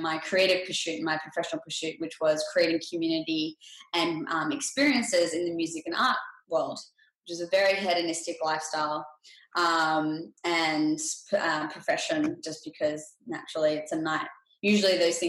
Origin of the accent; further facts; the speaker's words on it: Australia; now in Los Angeles, United States; I grew up in Australia and I currently live in Los Angeles, California.